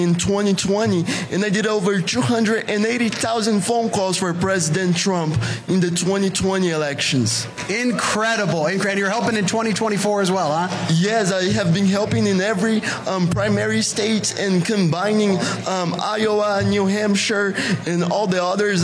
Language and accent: English; Brazil; moved away; originally I'm from Brazil